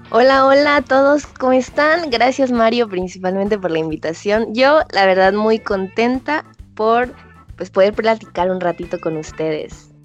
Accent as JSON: {"language": "Spanish", "town": "Comitán", "region": "Chiapas", "country": "Mexico", "tie": "born or raised there", "moved": "as an adult", "lives_now": "Tuxtla Gutiérrez, Mexico", "said": "yo soy originaria de Comitán, Chiapas. Eh, vivo en Tuxtla porque estudio allá"}